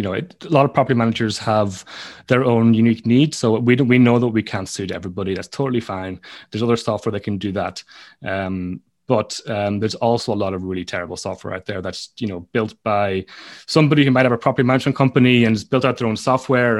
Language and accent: English; Donegal, Ulster, Ireland; moved away; also born or lived in London, United Kingdom; My parents run a guest house and I'm from Donegal in Ireland